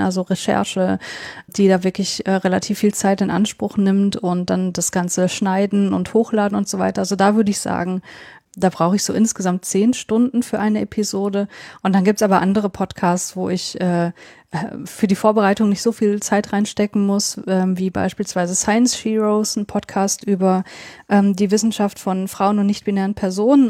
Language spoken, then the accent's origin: German; North Rhine-Westphalia, Germany; moved away as an adult; now in Leipzig, Germany; Nordrhein-Westfalen, wo ich eigentlich herkomme. So also Niederrhein ist, ist quasi das Gebiet, wo, wo ich aufgewachsen bin.